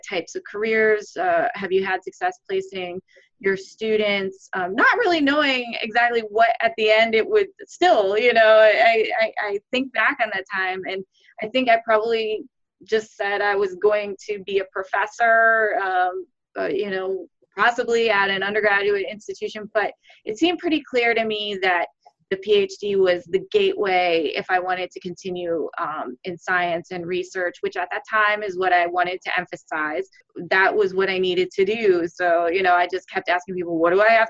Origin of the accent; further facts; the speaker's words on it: Cleveland, Ohio, United States; moved away; I grew up in Cleveland. I would say growing up in Ohio